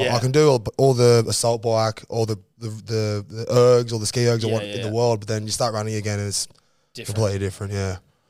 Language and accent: English; Maroubra, New South Wales, Australia; No, Maroubra. {S1} Oh, Maroubra. {S3} Yeah. Grew up around there, and my brother and my mum